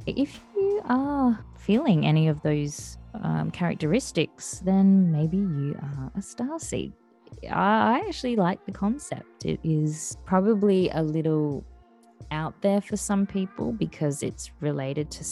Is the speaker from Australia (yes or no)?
yes; Western Australia, Australia; from my home state of Western Australia